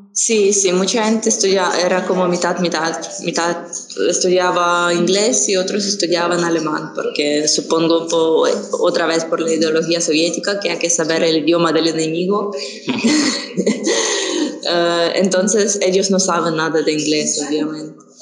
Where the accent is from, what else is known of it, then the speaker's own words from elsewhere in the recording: Ukraine; Spanish is a second language; also born or lived in southern Ukraine; al principio vivía yo en una región más em, al sur de Ucrania, entonces allí no teníamos ruso al mismo nivel que el ucraniano. Y cuando mi familia se mudó aquí